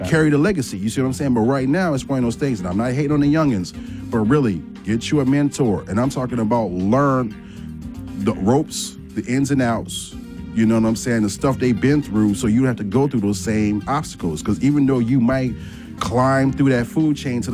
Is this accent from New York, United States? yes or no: no; Chicago, Illinois, United States; I'm from Chicago.